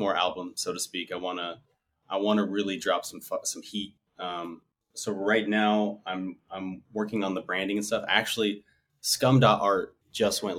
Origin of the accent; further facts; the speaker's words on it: United States; also born or lived in Southwest United States; I'm Mexican American. I grew up in the United States, obviously.